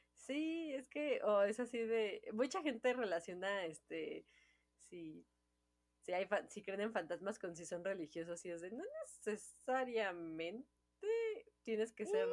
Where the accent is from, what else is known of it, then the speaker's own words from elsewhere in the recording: Mexico; Es la, celebración mexicana, nosotros somos mexicanas, es con la que yo crecí.